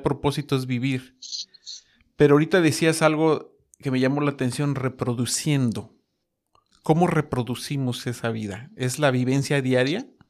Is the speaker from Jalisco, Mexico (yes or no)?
no; Mexico City, Mexico; Yo soy de la Ciudad de México